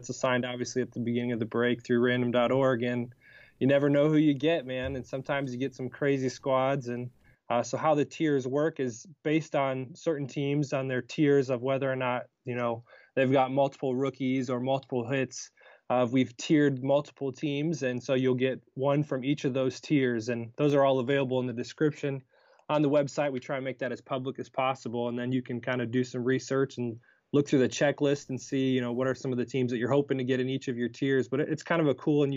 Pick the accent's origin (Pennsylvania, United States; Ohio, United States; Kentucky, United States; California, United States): Ohio, United States; Cleveland; I grew up in Cleveland